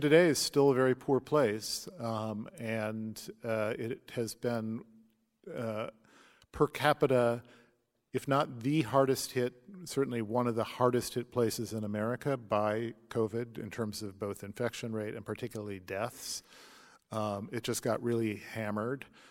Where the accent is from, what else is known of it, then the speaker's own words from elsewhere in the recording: St. Louis, Missouri, United States; when I grew up in Saint Louis